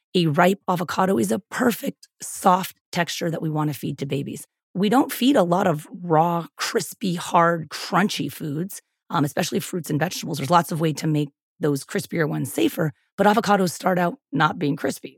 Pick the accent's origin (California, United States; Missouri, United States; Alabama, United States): California, United States; San Diego; I'm from San Diego, and I've lived in California most of my adult life, most of my whole life, actually